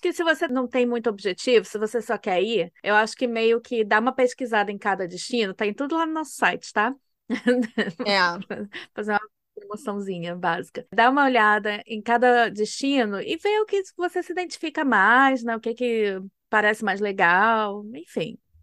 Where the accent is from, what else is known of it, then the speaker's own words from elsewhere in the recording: Rio de Janeiro, Brazil; moved away as an adult; also born or lived in United States / Germany; eu sou, né, do estado do Rio